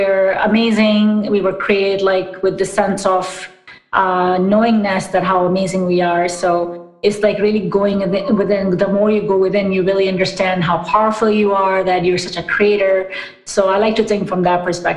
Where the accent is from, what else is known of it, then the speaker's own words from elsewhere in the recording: New York, United States; moved away as an adult; also born or lived in Pakistan / Orlando / Washington, D.C. / Austin; now in Seattle, United States; we moved to New York, actually, when I was eight